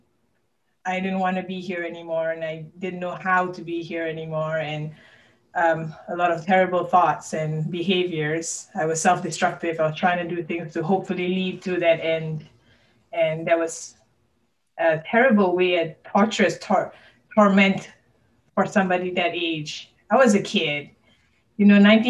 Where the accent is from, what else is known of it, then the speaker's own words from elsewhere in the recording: Malaysia; now in Kentucky, United States; I currently live in Kentucky, but I was born and raised in Malaysia